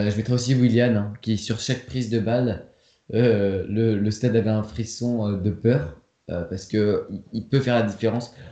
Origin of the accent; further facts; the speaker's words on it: France; en tant que Français